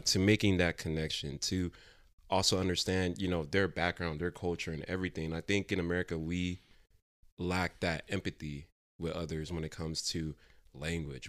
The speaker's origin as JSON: {"language": "English", "country": "United States", "tie": "born or raised there"}